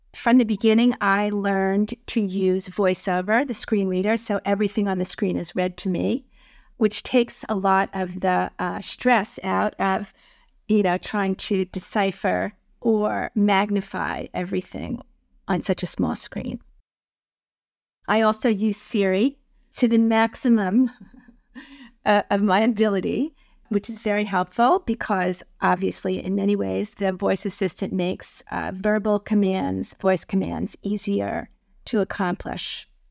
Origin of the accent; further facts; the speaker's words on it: New York, United States; I am from New York